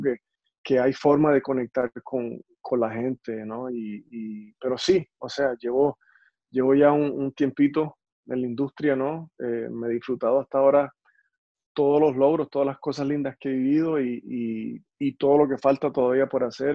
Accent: Puerto Rico; now in United States; Yo soy puertorriqueño, soy latino

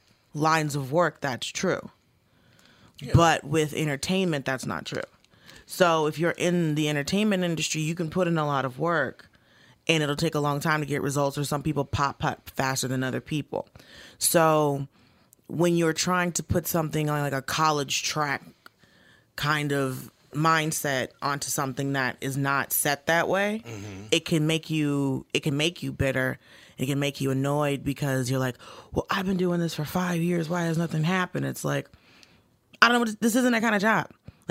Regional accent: Atlanta, Georgia, United States; I grew up, for the most part, in Atlanta.

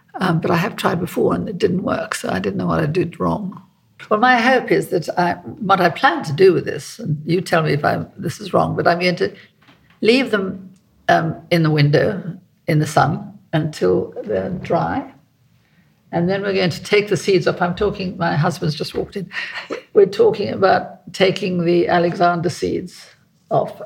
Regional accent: South Africa; moved away; I'm South African. You know, I was born in South Africa

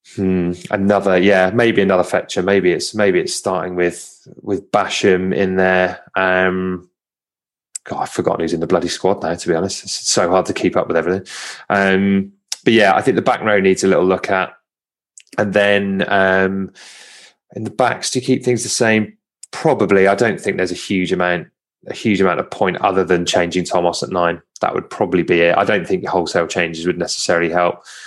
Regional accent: Home Counties, South East England, United Kingdom; accent: home counties; I'm very conscious of me sounding as uh, sounding as home counties as

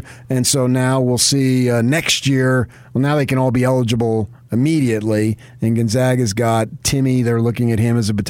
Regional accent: Northeast, United States; moved away; also born or lived in Phoenix, Arizona; my background growing up in the Northeast, where the pro sports are

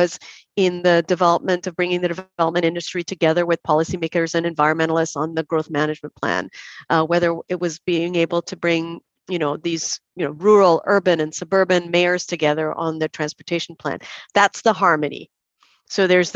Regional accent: Trinidad & Tobago; accent: Trinidad; moved away as an adult; now in Canada; I grew up there.

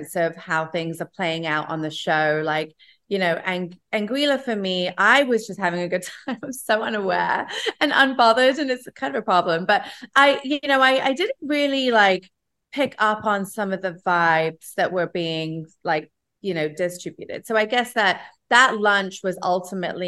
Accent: England, United Kingdom; also born or lived in Los Angeles / Asia; now in New York, United States; I grew up in England. I lived in LA. I lived in New York. I spent some time in Asia

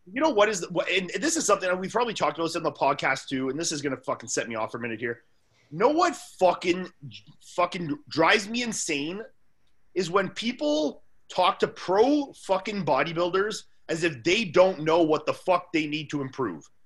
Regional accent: Canada; also born or lived in Orlando; as a Canadian

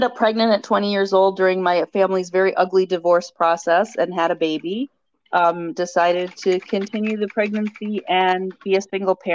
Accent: Minneapolis, Minnesota, United States; I still live in the Twin Cities in Minnesota, Minneapolis area. Grew up the oldest of 5 kids

